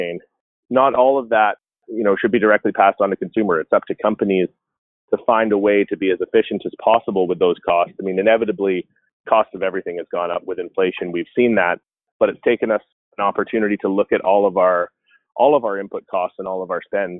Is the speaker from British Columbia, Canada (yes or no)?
yes; British Columbia, Canada; now in Calgary, Canada; I'm actually from British Columbia, so I have family and friends throughout the greater Vancouver area, as well as in the interior of BC